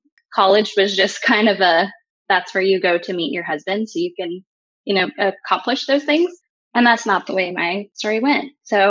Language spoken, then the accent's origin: English; Oklahoma, United States; I grew up in a Christian home. We were in, I'd say Oklahoma is my home, my hometown. We moved around a lot, but kind of landed in Oklahoma the longest. So I claim that one.